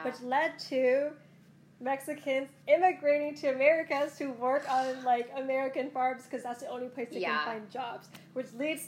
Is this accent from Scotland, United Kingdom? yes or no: yes; Scotland, United Kingdom; also born or lived in Taiwan / Boston, United States; because I was born in Taiwan, and then I was raised partly in Boston, but also partly in Scotland, especially in my formative years in Scotland.